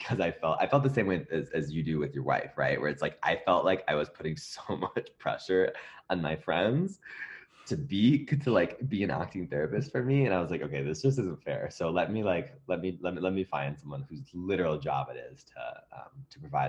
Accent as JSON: {"language": "English", "region": "Midwest", "country": "United States", "moved": "yes", "lives_now": "Los Angeles, United States", "said": "I'm from the Midwest"}